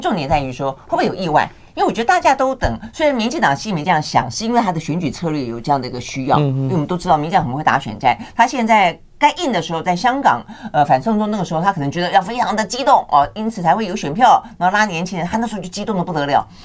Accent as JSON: {"language": "Chinese", "country": "Taiwan", "said": "我们台湾这边的法令规定"}